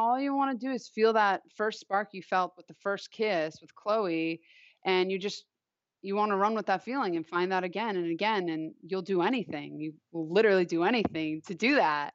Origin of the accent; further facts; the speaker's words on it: Long Island, New York, United States; I grew up on Long Island